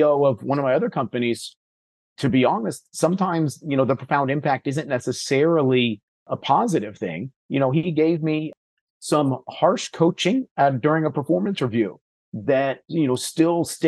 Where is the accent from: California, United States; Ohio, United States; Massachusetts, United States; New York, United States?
California, United States; I had the good fortune of growing up in California